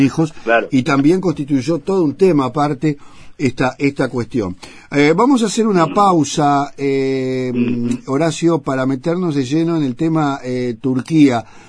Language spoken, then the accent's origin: Spanish; Uruguay; como decimos acá